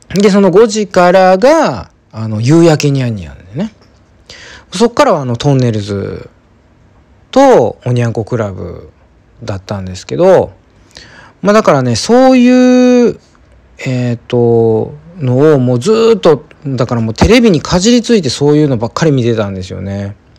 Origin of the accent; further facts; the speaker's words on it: Kansai, Japan; 私はやっぱりその関西出身なんで